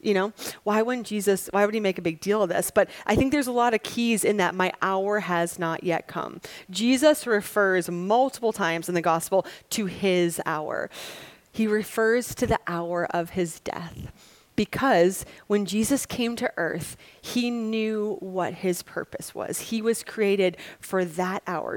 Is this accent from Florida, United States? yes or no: no; Wisconsin, United States; I'm from Wisconsin